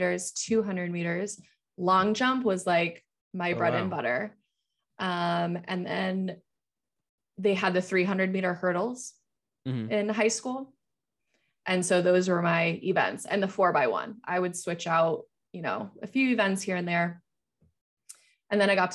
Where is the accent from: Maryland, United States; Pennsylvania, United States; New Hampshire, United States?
New Hampshire, United States; also born or lived in Florida; I was in Florida at the time. We moved from Florida to where my parents live now in New Hampshire.